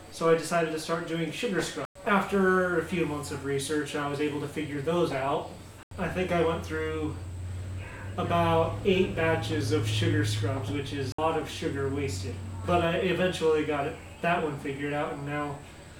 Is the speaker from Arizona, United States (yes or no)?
yes; Arizona, United States; I'm from Arizona